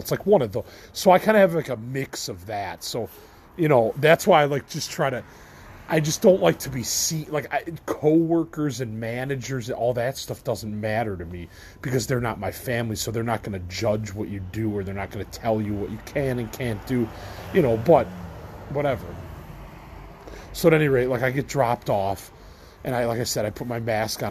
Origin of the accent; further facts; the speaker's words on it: Midwest, United States; I'm from the Midwest of the you know United States.